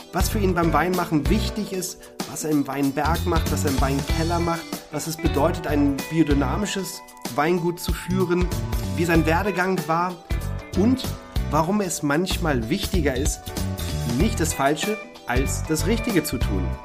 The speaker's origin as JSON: {"language": "German", "region": "Berlin", "country": "Germany", "said": "ich komme komm aus Berlin"}